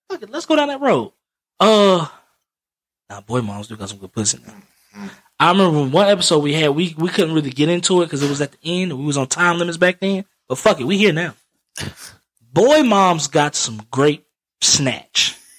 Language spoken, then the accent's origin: English; Alabama, United States; Back down, that was back when I'm from Alabama. I'm from Alabama.